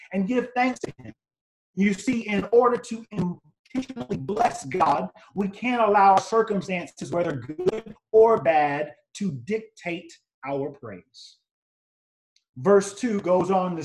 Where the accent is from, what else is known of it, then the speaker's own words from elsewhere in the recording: Greenville, South Carolina, United States; I grew up in Greenville, South Carolina, and my grandfather was my pastor.